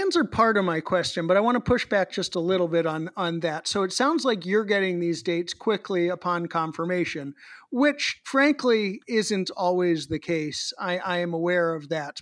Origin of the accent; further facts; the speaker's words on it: Boston, Massachusetts, United States; the Boston Red Sox does, my hometown baseball team